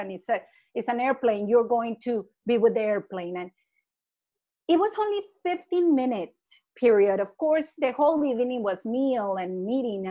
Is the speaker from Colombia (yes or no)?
yes; Colombia; moved away as an adult; I'm from Colombia and I wasn't an educator.